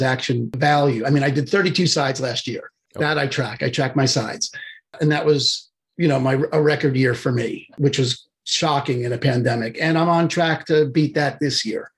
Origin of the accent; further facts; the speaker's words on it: New York, United States; moved away as an adult; also born or lived in Albuquerque, New Mexico; now in Vashon Island, United States; I'm originally from New York, so I talk fast